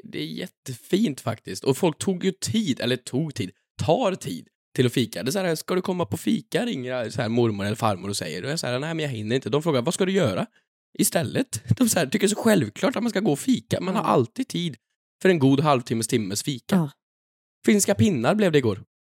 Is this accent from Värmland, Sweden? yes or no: yes; Sunne, Värmland, Sweden; now in Stockholm, Sweden; jag är från Sunne